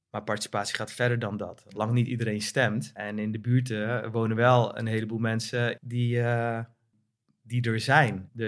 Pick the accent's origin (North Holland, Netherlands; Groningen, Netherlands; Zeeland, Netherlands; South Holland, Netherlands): South Holland, Netherlands; The Hague; also born or lived in North Brabant; Eh, opgegroeid in Den Haag.